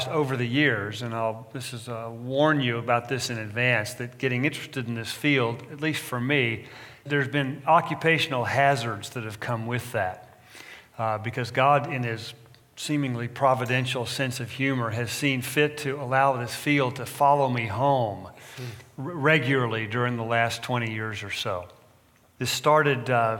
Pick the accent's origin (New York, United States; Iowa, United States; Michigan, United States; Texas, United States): Texas, United States; now in California, United States; I'm from Texas originally, transplanted Californian